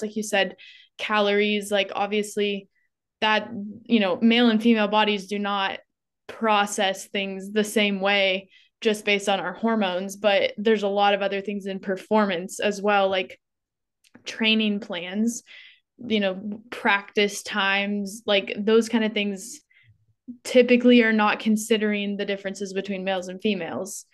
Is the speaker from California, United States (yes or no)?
yes; Northern California, United States; now in Phoenix, United States; I grew up in Northern California in a really rural town, but now I live in Phoenix, Arizona.